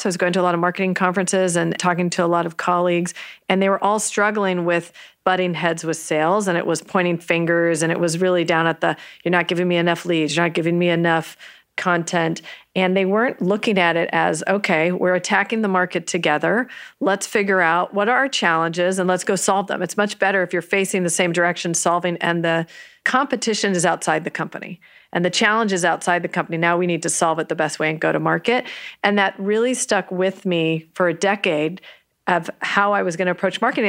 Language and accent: English; San Jose, California, United States; also born or lived in New York; I grew up in Almaden